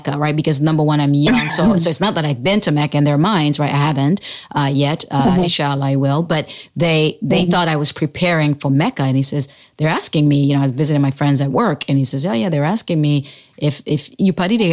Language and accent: English; Sierra Leone; now in United States; when I was growing up in Sierra Leone back then